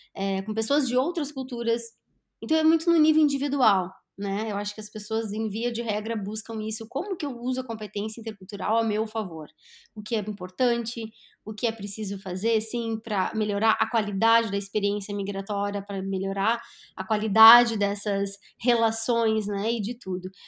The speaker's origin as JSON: {"language": "Portuguese", "country": "Brazil", "also_born_or_lived": "Lagoa Vermelha, Rio Grande do Sul", "said": "enquanto brasileira"}